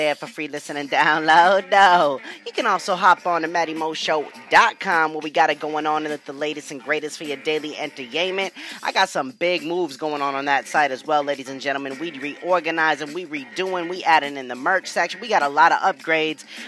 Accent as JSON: {"language": "English", "region": "New England", "country": "United States", "said": "I'm from New England"}